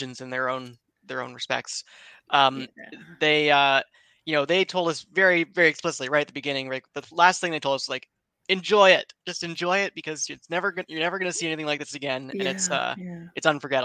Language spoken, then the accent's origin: English; Seattle, Washington, United States; we're all from like in the Seattle area